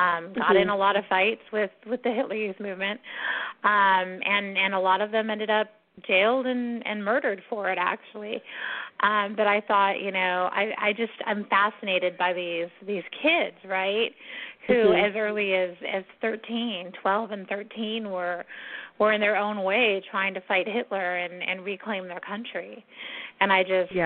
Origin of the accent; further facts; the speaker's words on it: San Diego, California, United States; I'm from San Diego